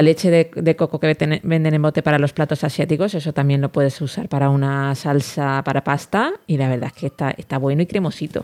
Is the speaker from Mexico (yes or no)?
no; Elche, Valencian Community, Spain; yo que soy